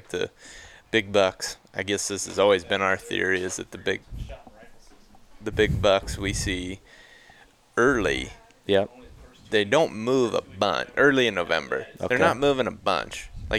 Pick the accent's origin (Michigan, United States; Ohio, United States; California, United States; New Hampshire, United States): Ohio, United States; moved away; where I grew up in Ohio